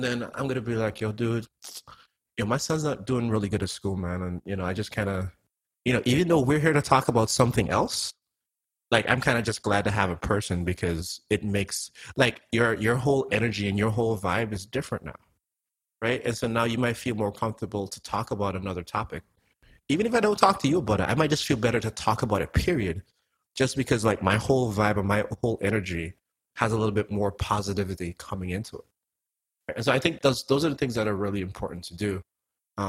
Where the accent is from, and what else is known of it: Antigua & Barbuda; now in United States